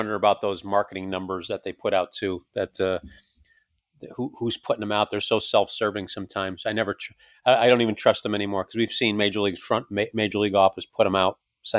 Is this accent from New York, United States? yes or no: yes; New York, United States; moved away as an adult; also born or lived in Alabama; It comes out, I'm from New York.